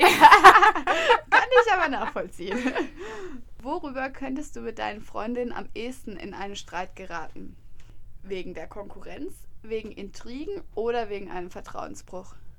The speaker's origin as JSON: {"language": "German", "town": "Freiburg", "region": "Baden-Württemberg", "country": "Germany", "moved": "as an adult", "said": "ich komme nicht von hier, also ich komme aus Freiburg"}